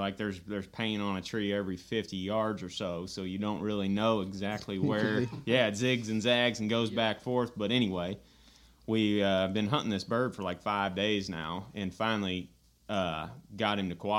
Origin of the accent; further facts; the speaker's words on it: Missouri, United States; Oh, I'm from Redneck America in Northeast Missouri.